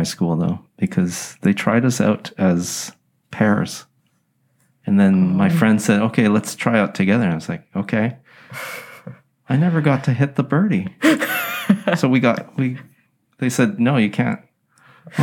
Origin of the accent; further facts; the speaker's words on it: Richmond, British Columbia, Canada; also born or lived in Vancouver; I was born in Vancouver, grew up in Richmond